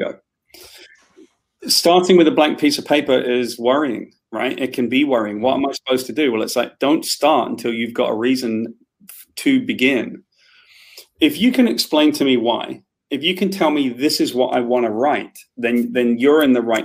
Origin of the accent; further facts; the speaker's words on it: Wales, United Kingdom; I'm Welsh